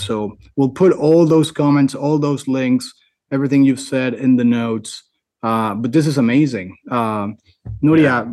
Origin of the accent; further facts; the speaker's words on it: United States; I'm American